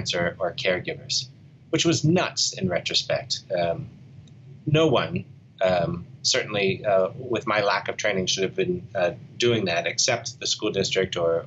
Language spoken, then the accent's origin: English; Pittsburgh, Pennsylvania, United States; moved away as an adult; my hometown of Pittsburgh